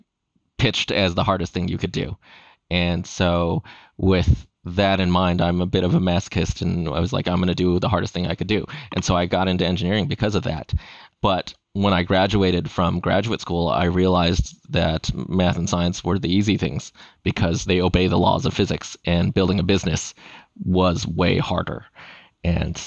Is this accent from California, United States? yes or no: yes; Los Angeles, California, United States; born and raised in Los Angeles, my parents, when they moved to the United States in 1979, they opened a fish and chips restaurant